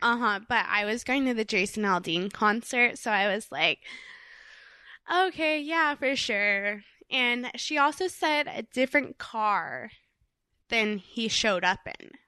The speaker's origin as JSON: {"language": "English", "area": "Orange County", "region": "California", "country": "United States", "tie": "born or raised there", "said": "when I was a little girl, I grew up in Orange County, California."}